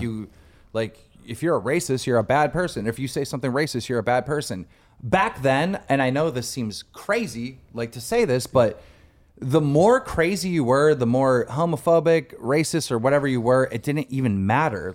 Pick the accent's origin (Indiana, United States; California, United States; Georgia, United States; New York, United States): New York, United States; Buffalo; Asian kid from my hometown of Buffalo, New York